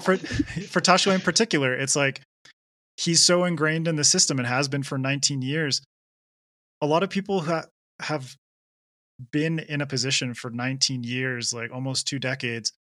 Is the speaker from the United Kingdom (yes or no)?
no; Canada; I I grew up in Canada